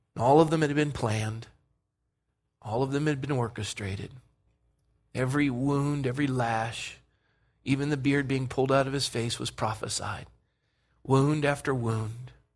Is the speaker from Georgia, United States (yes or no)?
no; Coronado, California, United States; kid growing up in Coronado